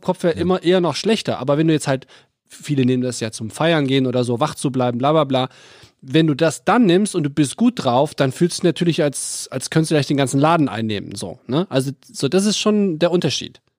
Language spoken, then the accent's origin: German; North Rhine-Westphalia, Germany; ich bin ja am Niederrhein aufgewachsen, so ungefähr zehn Kilometer vor der niederländischen Grenze Venlo.